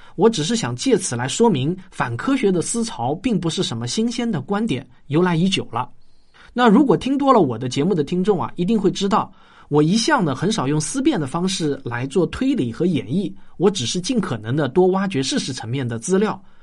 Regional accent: Shaoxing, Zhejiang, China; 我小时候在绍兴的测水牌老家

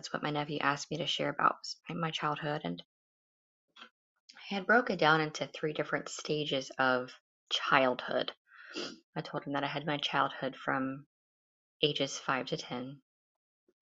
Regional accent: United States; I live in America, I'm an American

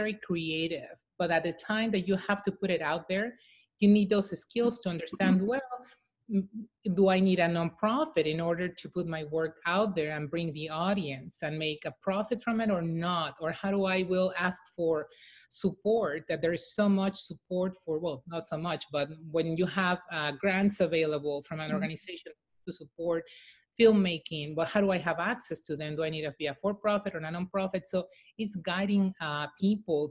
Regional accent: Mexico City, Mexico; I'm from Mexico City. I'm a proud, as we call them, Chilanga

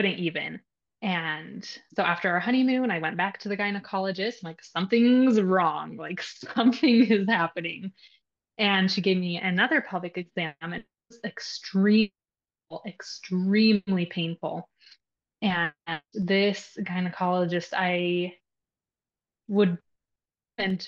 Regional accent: Utah, United States; moved away as an adult; now in Nevada, United States; I grew up in Utah, which I love Utah.

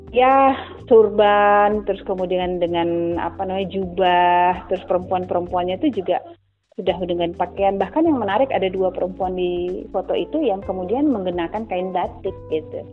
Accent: Yogyakarta, Special Region of Yogyakarta, Indonesia; also born or lived in Papua / Fakfak; sampai SMP saya ke Jogja ikut orang tua saya kuliah

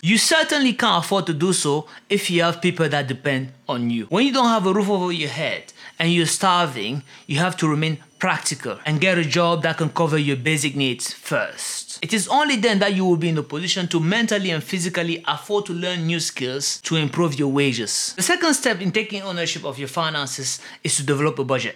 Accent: Cameroon; In Cameroon, for example, which is my home country

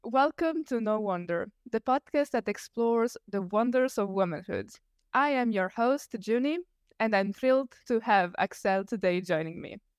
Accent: Italy; English is a second language; I'm Italian. I'm not an English speaker

